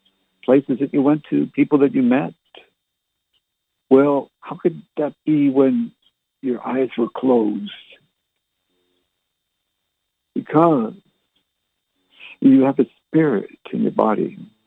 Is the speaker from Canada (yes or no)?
yes; Barrie, Ontario, Canada; also born or lived in Halifax / Fredericton / Oromocto / Ottawa; And, of course, I was born and raised in Canada. Anyone who's listened to my previous radio shows, I might have mentioned it on one of them. Born in Barrie, Ontario.